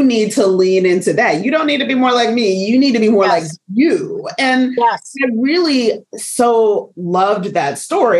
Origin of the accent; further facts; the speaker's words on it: United States; accent: African-American Vernacular English; first language African-American Vernacular English; I'm going to use AAVE, African-American Vernacular English, for folks that don't know that acronym, because that is my first language